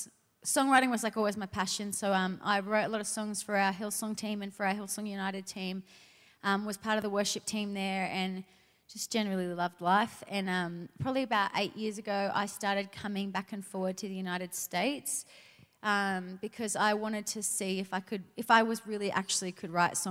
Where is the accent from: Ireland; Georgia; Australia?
Australia; Sydney, New South Wales; I'm originally from Australia, from Sydney.